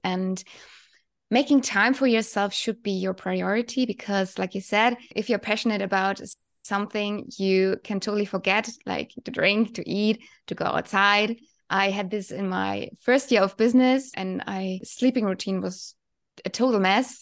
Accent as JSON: {"language": "English", "country": "Germany", "said": "from Germany"}